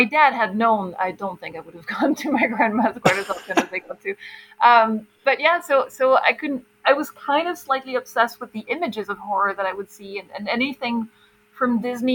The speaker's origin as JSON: {"language": "English", "country": "Belgium", "tie": "born or raised there", "said": "I grew up in Belgium."}